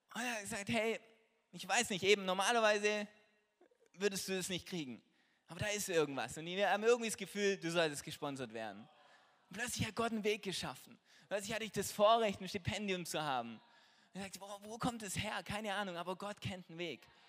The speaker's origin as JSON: {"language": "German", "town": "Trossingen", "region": "Baden-Württemberg", "country": "Germany", "said": "ich bin Apotheker hier in Trossingen, das ist die Stadt, wo ich herkomme"}